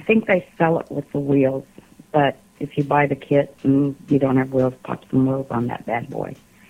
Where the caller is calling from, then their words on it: Alabama, United States; … from Alabama.